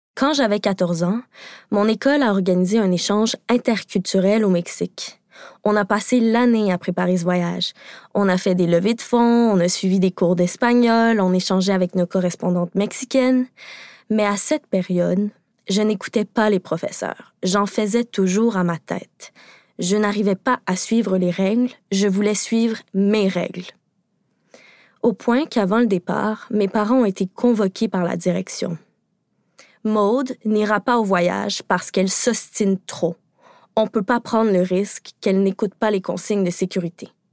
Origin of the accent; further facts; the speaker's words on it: Quebec, Canada; Au Québec, parce que oui, je suis québécoise